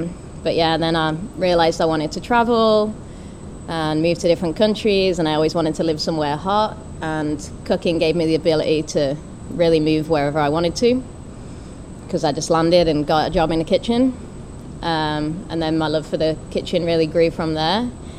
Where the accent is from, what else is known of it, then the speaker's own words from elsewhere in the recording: Birmingham, West Midlands, United Kingdom; moved away as an adult; also born or lived in Australia; now in Miami, United States; So I'm originally from Birmingham in England.